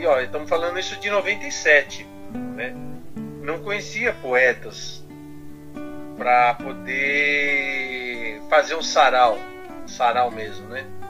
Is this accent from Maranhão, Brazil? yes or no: no; São Paulo, Brazil; A minha infância, eu vim aqui do Campo Limpo mesmo, sou morador do Campo Limpo, Campo Limpo, bairro Zona Sul de São Paulo